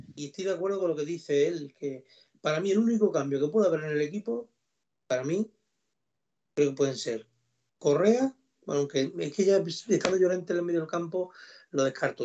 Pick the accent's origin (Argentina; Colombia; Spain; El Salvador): Spain; Villanueva de la Serena, Extremadura; now in Don Benito, Spain; yo soy de Lava y que me da igual y que siempre he tenido mucha más afinidad con Don Benito y por eso vivo aquí